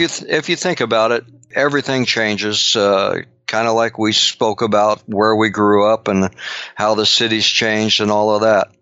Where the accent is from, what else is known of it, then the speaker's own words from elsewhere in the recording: Long Beach, California, United States; I grew up in Long Beach, uh, California